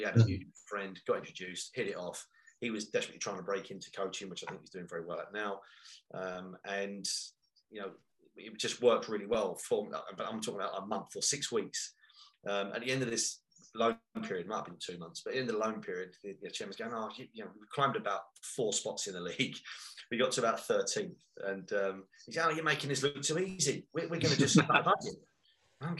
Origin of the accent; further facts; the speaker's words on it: London, United Kingdom; now in Nottingham, United Kingdom; I'm from East End of London